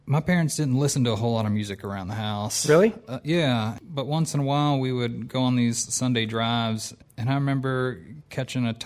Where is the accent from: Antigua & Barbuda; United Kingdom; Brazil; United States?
United States; Louisville, Kentucky; I'm from Louisville.